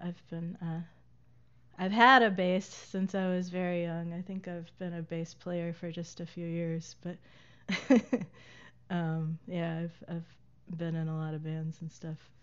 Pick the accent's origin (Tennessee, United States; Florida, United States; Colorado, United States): Tennessee, United States; Lawrenceburg; moved away as an adult; also born or lived in Pulaski, Tennessee / Asheville, North Carolina / Chattanooga, Tennessee / Hampton, Virginia; went to high school in a town called Pulaski, Tennessee, not to be confused with Pulaski, Virginia. Uh, and then I grew up in Lawrenceburg, Tennessee.